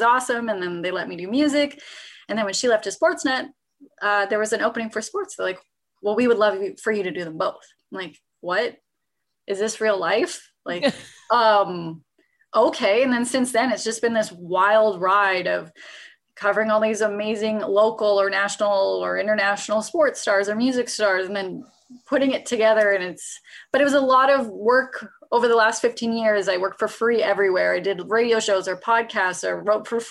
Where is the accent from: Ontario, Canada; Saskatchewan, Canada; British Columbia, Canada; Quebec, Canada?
Saskatchewan, Canada; Regina; moved away as an adult; now in Toronto, Canada; I'm originally from Regina, Saskatchewan, so I never ever thought I'd live in Toronto